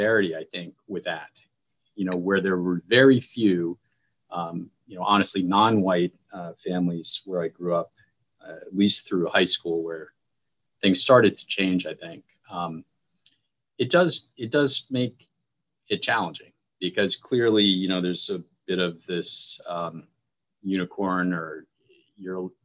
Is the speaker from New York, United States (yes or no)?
no; Parsippany, New Jersey, United States; also born or lived in Evanston, Illinois; I grew up in New Jersey, about 25 miles outside of Manhattan in a suburb called Parsippany